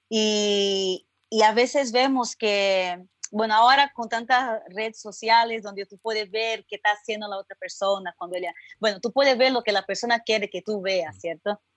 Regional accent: São Paulo, Brazil; accent: Brazilian; Spanish is a second language; moved away as an adult; now in Santa Cruz, Bolivia; yo soy brasileña, tal vez por mi acento pueden reconocer

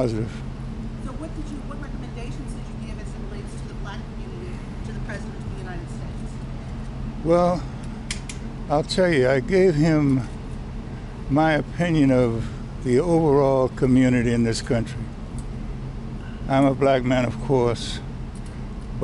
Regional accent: United States; I'm an American

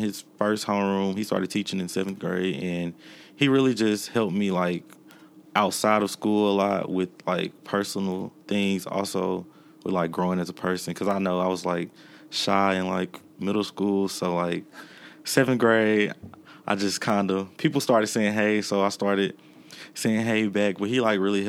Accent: Jackson, Mississippi, United States; I'm from Jackson, Mississippi, born and raised.

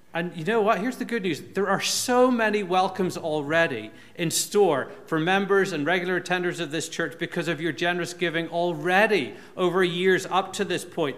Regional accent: Northern Ireland, United Kingdom; moved away; When I was growing up in Northern Ireland

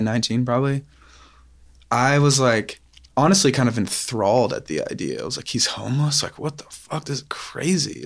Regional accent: Knoxville, Tennessee, United States; I grew up in West, yeah, West Knoxville

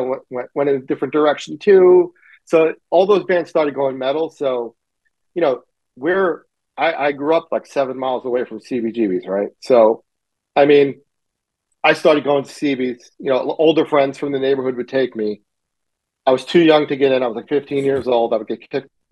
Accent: New York City, New York, United States; I grew up in Middle Village, Queens.

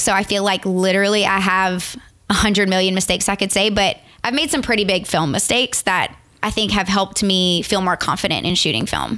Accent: Morgan City, Louisiana, United States; also born or lived in Lafayette, Louisiana; originally, I'm from a super small town called Morgan City.

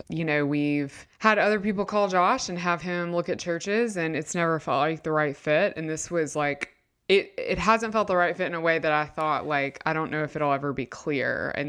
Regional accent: Nashville, Tennessee, United States; And I'm from Nashville. I was born there.

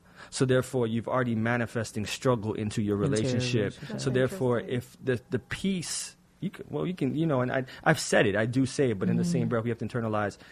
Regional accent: Jamaica; being Jamaican, parents mm-hmm. being Jamaican as well

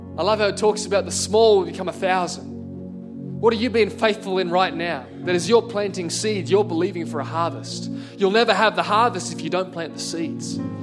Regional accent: Singleton, New South Wales, Australia; I grew up in Singleton in the Hunter Valley

